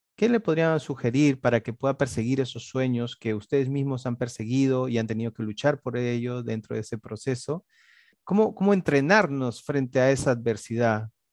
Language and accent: Spanish; Lima, Peru; los que somos capitalinos